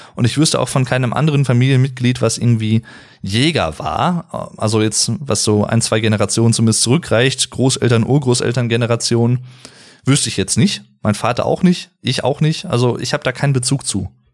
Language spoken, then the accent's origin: German; Arnsberg, North Rhine-Westphalia, Germany; Bei uns hier im Sauerland, wo ich wohne, wo ich herkomme, in Arnsberg